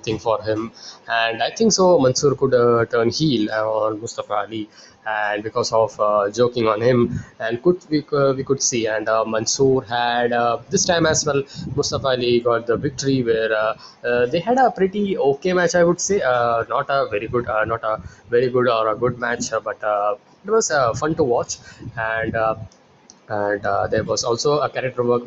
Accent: India; I'm from India.

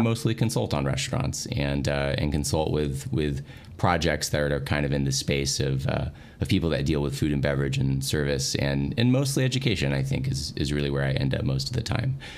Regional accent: Dallas, Texas, United States; I'm from the Dallas area. I've lived here for a long time

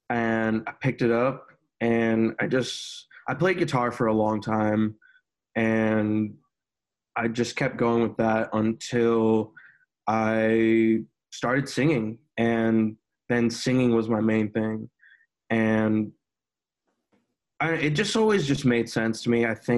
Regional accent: Northern Virginia, United States; moved away as an adult; also born or lived in Chicago, Illinois; now in Nashville, United States; I grew up in Virginia, Northern Virginia, but I lived in Chicago for like 5 or 6 years before moving to Nashville. Actually, just moved to Nashville in September.

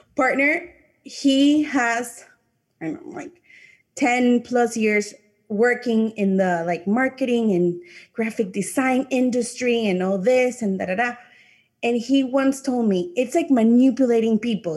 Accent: Panama; first language English; I'm from a Latin country, I'm from Panama

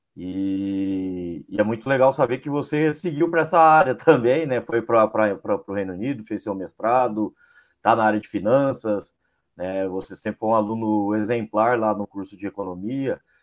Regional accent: interior of São Paulo state, Brazil; eu sou do interior daqui do estado de São Paulo

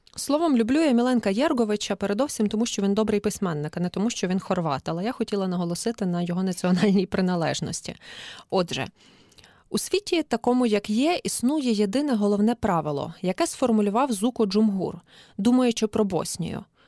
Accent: Galicia, Ukraine; як галичанка

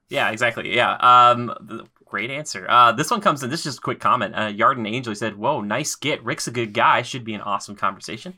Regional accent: Minnesota, United States; I'm from Minnesota

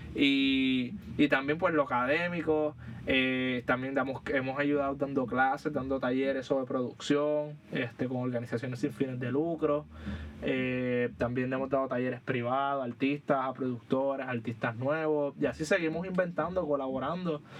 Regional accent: Puerto Rico; cuando nos pensamos como puertorriqueños

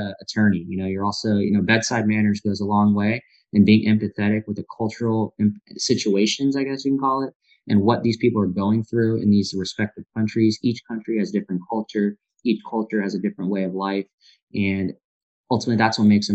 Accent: India; now in United States; I'm from India

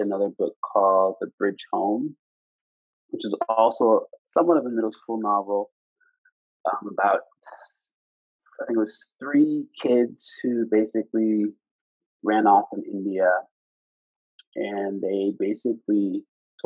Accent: Preston, Nova Scotia, Canada; I'm from Preston, Nova Scotia

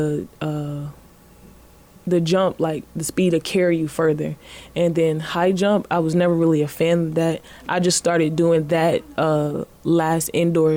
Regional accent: Lynchburg, Virginia, United States; moved away as an adult; now in Richmond, United States

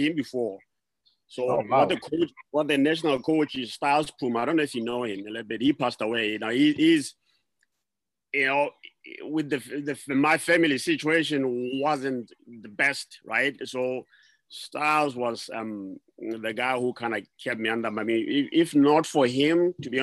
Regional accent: Maseru, Lesotho; moved away as an adult; also born or lived in Leribe, Lesotho; now in United States; I was born and raised in Maseru until a certain, I think I was probably six, maybe, or seven. Then my parents got transferred to Liribe.

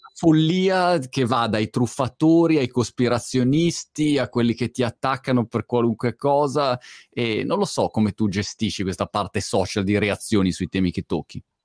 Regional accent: Milan, Lombardy, Italy; che è la mia città d'origine, Milano, la mia Milano

